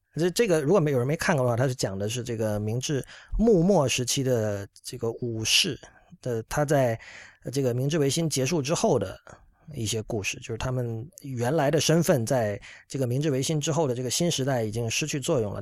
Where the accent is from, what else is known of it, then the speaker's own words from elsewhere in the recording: China; 我是作为一个中国人，但是从美国的视角来观察日本的